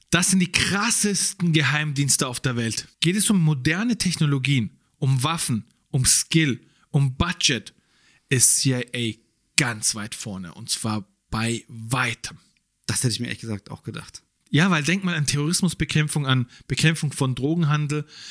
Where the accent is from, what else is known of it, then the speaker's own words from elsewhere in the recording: Germany; wir leben hier seit Jahren, wir sind hier aufgewachsen, wir sind hier geboren. Man würde sagen, ja, man fühlt sich auch als Deutscher